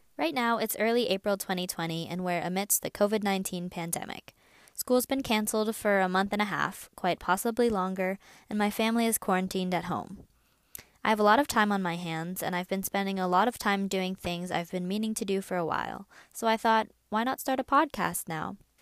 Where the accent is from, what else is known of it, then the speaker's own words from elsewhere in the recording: United States; also born or lived in China; I'm Chinese American and was adopted from China when I was sixteen months old.